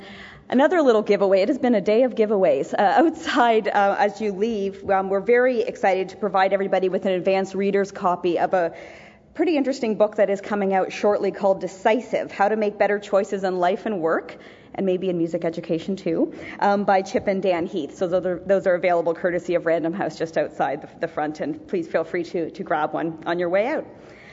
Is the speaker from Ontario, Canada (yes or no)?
yes; Southern Ontario, Canada; my small and relatively insignificant Southern Ontario town